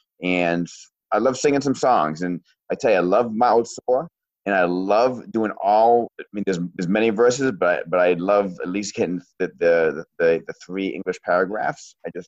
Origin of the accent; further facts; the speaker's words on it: Maine, United States; Hey, I'm from Maine.